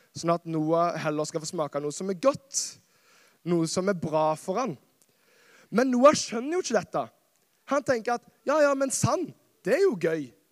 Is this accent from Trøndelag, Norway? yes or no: no; Karmøy, Rogaland, Norway; moved away as an adult; also born or lived in Kristiansand; så er jeg fra Karmøy. Verdens beste øy. Verdens navle. Norges svar på New York. OK. Og det er et fantastisk sted som jeg har fått lov å vokse opp